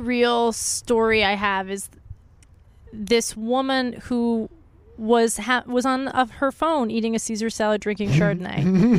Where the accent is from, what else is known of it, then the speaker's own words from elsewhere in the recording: Pittsburgh, Pennsylvania, United States; moved away as an adult; now in California, United States; Italian, Northeast, like I'm from Pittsburgh.